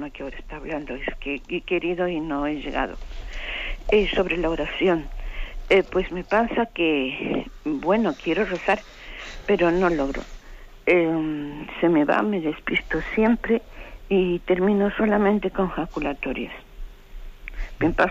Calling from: Madrid, Community of Madrid, Spain; Buenos días … de Madrid.

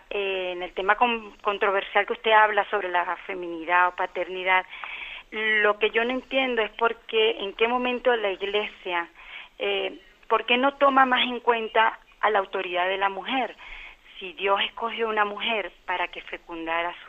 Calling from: Canary Islands, Spain; llamo de Gran Canaria, bendición.

